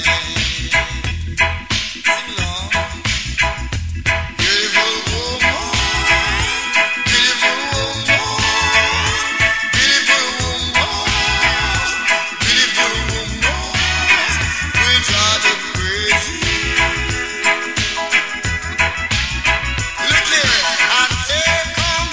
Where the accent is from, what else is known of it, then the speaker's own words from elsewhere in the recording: Yorkshire and the Humber, United Kingdom; that's what we're like from Yorkshire